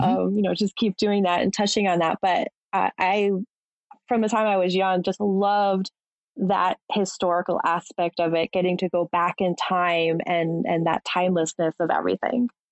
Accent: Massachusetts, United States; I'm from Massachusetts as well

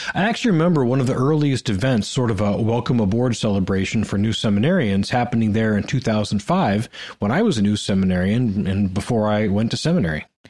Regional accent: Ohio, United States; I'm from Ohio

